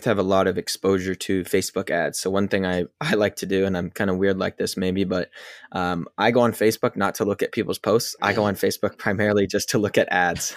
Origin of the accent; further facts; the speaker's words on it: Pacific Northwest, United States; I'm from the Pacific Northwest